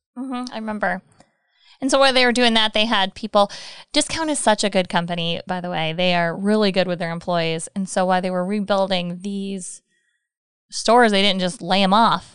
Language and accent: English; Michigan, United States; moved away as an adult; I'm from Michigan